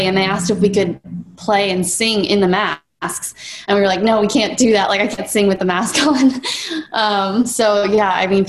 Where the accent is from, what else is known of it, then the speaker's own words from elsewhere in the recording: Colorado, United States; moved away as an adult; now in Nashville, United States; I'm from Colorado originally, and I just moved to Nashville about a month and a half ago.